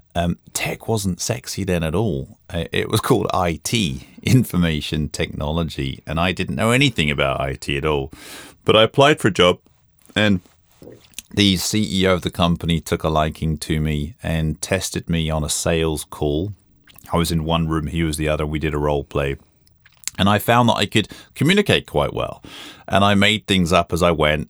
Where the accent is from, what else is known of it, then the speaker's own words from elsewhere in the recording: London, United Kingdom; moved away as an adult; also born or lived in New York, United States; now in Sweden; I grew up in London and spent most of my working life in America.